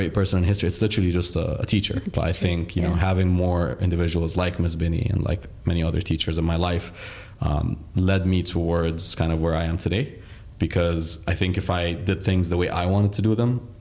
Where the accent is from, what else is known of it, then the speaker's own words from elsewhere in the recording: Dubai, United Arab Emirates; also born or lived in Riyadh, Saudi Arabia / Egypt; my parents moved to the UAE when I was 5. And I'm now 27, so it's been 22 years of my life in the UAE. I think I'm privileged and lucky to have grown in a country